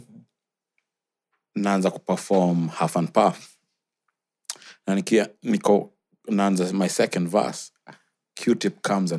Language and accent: English; Kenya; as a Kenyan artist